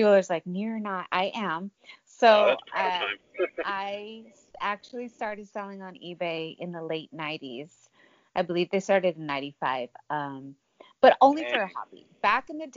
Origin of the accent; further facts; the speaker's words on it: Santa Cruz County, California, United States; moved away as an adult; also born or lived in Arizona; I'm born and raised in California